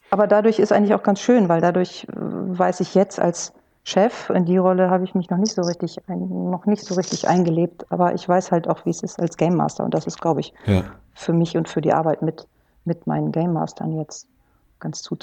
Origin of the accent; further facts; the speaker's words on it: Kiel, Schleswig-Holstein, Germany; Das ist für mich als Nordlicht, ich komme aus Kiel, ist natürlich ein Muss